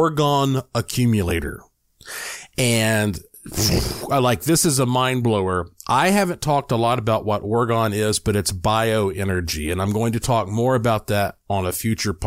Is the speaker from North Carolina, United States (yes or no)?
yes; Asheville, North Carolina, United States; now in Nevada, United States; Asheville, North Carolina, my hometown